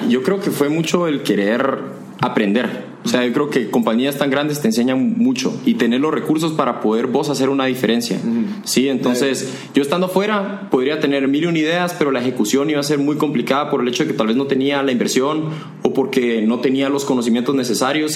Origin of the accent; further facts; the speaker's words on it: Guatemala; moved away as an adult; also born or lived in Costa Rica; yo como guatemalteco